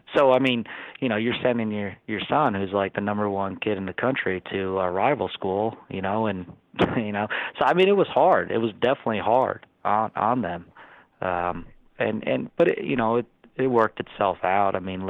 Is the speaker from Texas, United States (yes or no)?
no; around Lehigh, Pennsylvania, United States; moved away as an adult; now in Oklahoma, United States; And then I grew up around Lehigh. So, mm-hmm. And Lehigh was only an hour away from home.